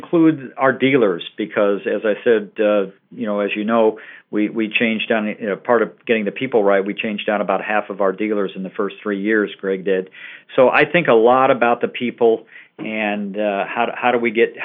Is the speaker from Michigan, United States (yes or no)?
yes; southeastern Michigan, United States; moved away as an adult; also born or lived in Ohio / United Kingdom; I was born in Ohio, grew up in southeastern Michigan